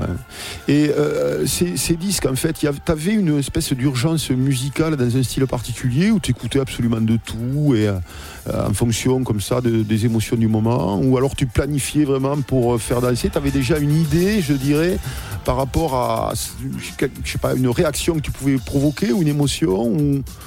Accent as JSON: {"language": "French", "town": "Toulouse", "region": "Occitania", "country": "France", "said": "chez nous à Toulouse"}